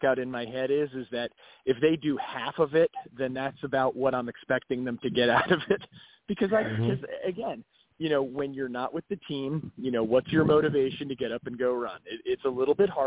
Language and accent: English; Asbury Park and Neptune, New Jersey, United States; where I grew up, it was Asbury Park and Neptune.